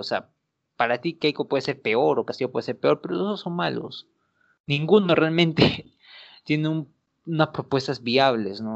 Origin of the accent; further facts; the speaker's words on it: Peru; nosotros como peruanos